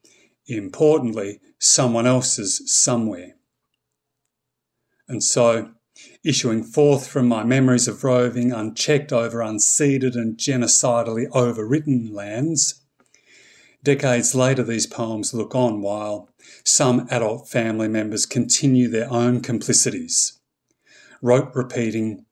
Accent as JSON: {"language": "English", "area": "East Gippsland", "region": "Victoria", "country": "Australia", "tie": "born or raised there", "moved": "as an adult", "lives_now": "Seoul, South Korea", "said": "I was raised in East Gippsland"}